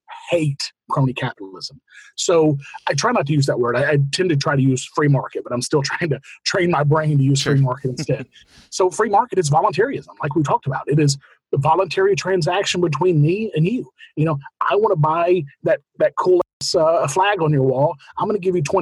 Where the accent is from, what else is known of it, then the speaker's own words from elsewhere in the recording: United States; I am an American